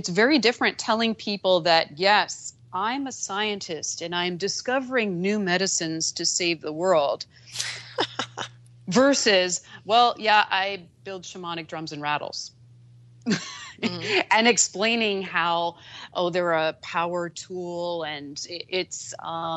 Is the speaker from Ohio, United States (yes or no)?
no; New Jersey, United States; I'm a girl from Jersey